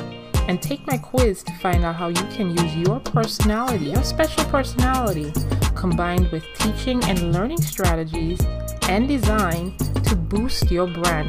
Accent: U.S. Virgin Islands; You may hear me coming in and out of my accent, because I am a Caribbean. I am from the Virgin Islands. Hey, VI Massive.

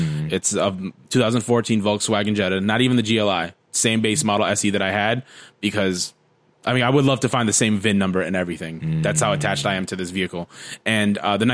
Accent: United States; We're American

